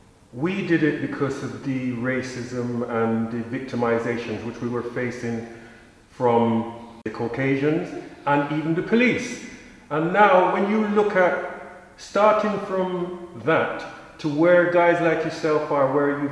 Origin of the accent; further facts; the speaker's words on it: England, United Kingdom; was very rare seeing black people from the African Caribbean communities throughout the early years of growing up in England, on TV or in the local newspapers.